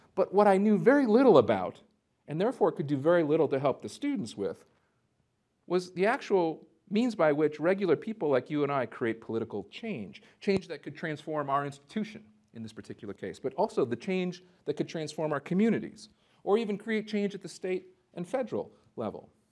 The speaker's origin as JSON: {"language": "English", "town": "Minneapolis", "region": "Minnesota", "country": "United States", "tie": "born or raised there", "also_born_or_lived": "North Dakota", "said": "I grew up in the Minneapolis, Saint Paul area"}